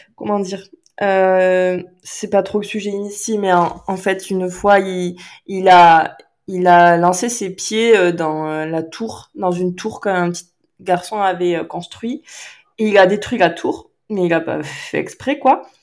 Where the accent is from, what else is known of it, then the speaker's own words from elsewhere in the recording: Landes, Nouvelle-Aquitaine, France; moved away; je suis originaire des Landes